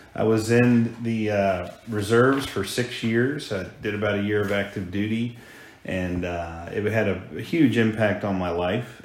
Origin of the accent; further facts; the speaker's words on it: Hampton, Virginia, United States; also born or lived in Colorado; Grew up in Hampton, Virginia, nestled on the Chesapeake Bay